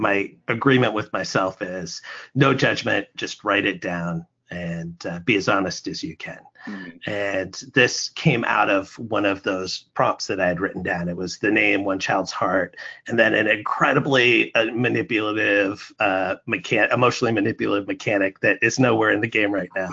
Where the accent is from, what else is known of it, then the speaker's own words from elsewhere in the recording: Alaska, United States; now in Buffalo, United States; I'm originally from Alaska